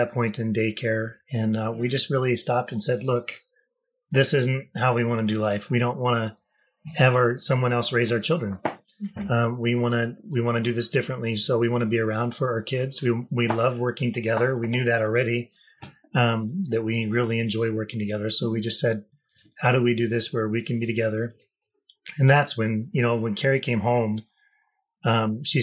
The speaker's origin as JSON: {"language": "English", "region": "Wyoming", "country": "United States", "tie": "born or raised there", "also_born_or_lived": "Haiti", "said": "I grew up in Wyoming."}